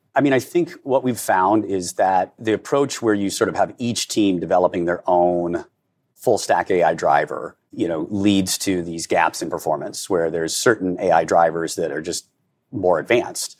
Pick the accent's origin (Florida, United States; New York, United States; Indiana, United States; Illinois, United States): Indiana, United States; I'm born and bred in Indiana.